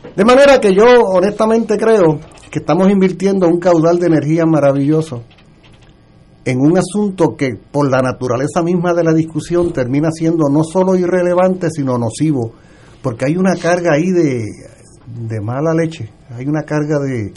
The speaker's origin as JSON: {"language": "Spanish", "country": "Puerto Rico", "said": "yo soy puertorriqueño"}